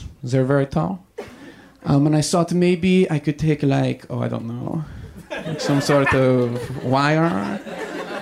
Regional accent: Pittsburgh, Pennsylvania, United States; I'm from Pittsburgh, which has a very trashy accent.

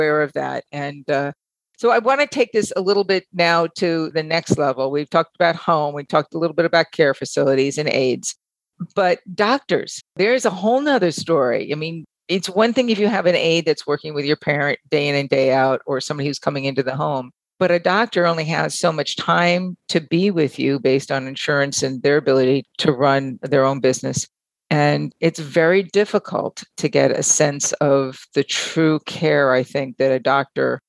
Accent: Long Island, New York, United States; As a kid, I remember in the neighborhood and the community that I grew up in Long Island

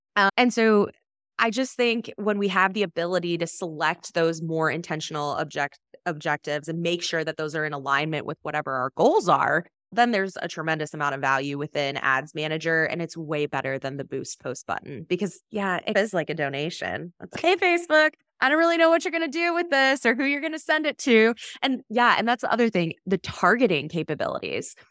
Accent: Michigan, United States; I grew up in Michigan

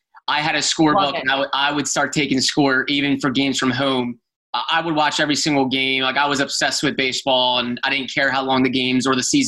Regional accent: Philadelphia, Pennsylvania, United States; I grew up in the Philadelphia area.

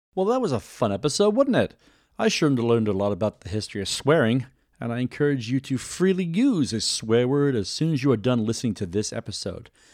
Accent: United Kingdom; now in United States; When I was growing up in Great Britain

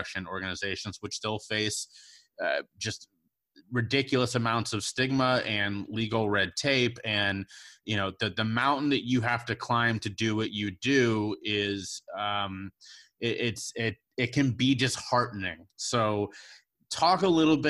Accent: Cincinnati, Ohio, United States; also born or lived in New York; now in Charleston, United States; I was born and raised in Cincinnati, Ohio

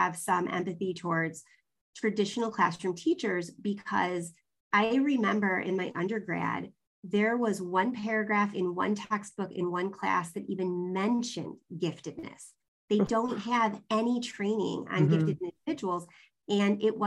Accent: Southern California, United States; moved away; I lived in Southern California for about 10 years in junior high and high school

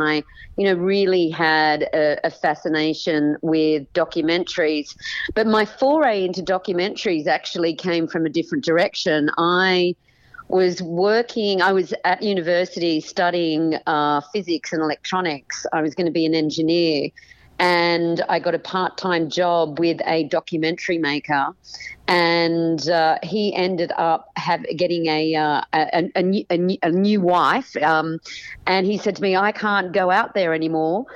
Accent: Sydney, New South Wales, Australia; moved away as an adult; also born or lived in New York; now in United States; So I was born and raised in Sydney, Australia

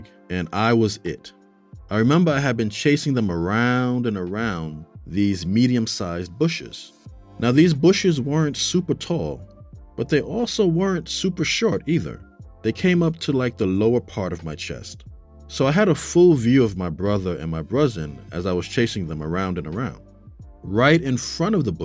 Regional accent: New York City, New York, United States; I grew up in New York City. I lived in a part of the Bronx called Castle Hill.

